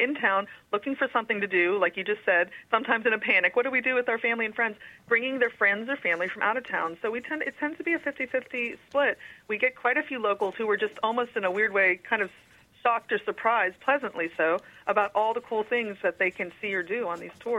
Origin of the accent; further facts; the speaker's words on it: Grove City, Pennsylvania, United States; moved away as an adult; also born or lived in Brooklyn, New York; now in Pittsburgh, United States; I was actually born in Brooklyn, and then raised, but most of my formative years were up in the Grove City, New Wilmington area of Amish country. So I kind of have the dichotomy of both a big city and a country girl.